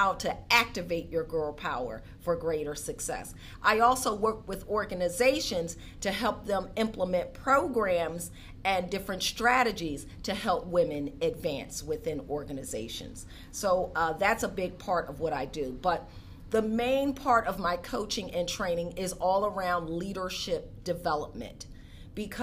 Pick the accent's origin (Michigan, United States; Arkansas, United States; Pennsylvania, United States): Pennsylvania, United States; Philadelphia; I grew up in Philadelphia